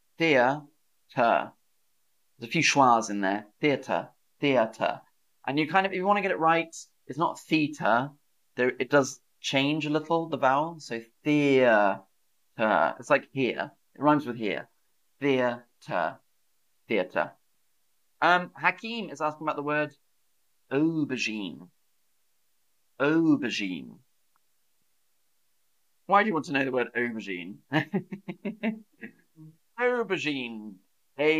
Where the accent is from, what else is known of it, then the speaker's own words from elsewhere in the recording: the South of England, United Kingdom; accent: Southern English, a bit posh; a feature of my region of England, the South